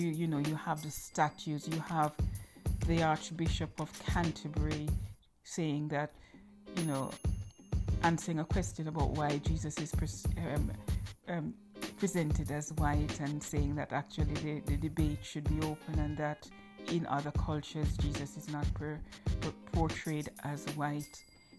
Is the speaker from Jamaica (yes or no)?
yes; Jamaica; now in United Kingdom; and I am a proud Maroon. No, I never really focused on my Maroon heritage until I was in the UK, and I came to the UK from Jamaica in 1996, and I've been here since. I'm a British national, I have children here, this is my home.